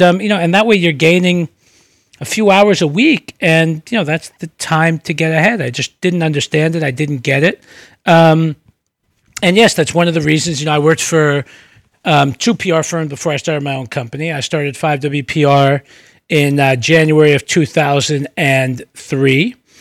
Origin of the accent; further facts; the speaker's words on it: New York City, New York, United States; also born or lived in Brooklyn; I was born in Brooklyn, uh, moved to the Bronx when I was two or three, um, and grew up in, um, in the Bronx